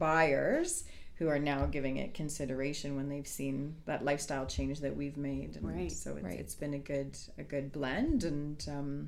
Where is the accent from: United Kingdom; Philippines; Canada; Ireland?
Canada; Grimsby, Ontario; moved away as an adult; also born or lived in Hamilton area; now in Bruce Peninsula, Canada; I'm originally from Niagara and have spent the majority of my life in a small town called Grimsby.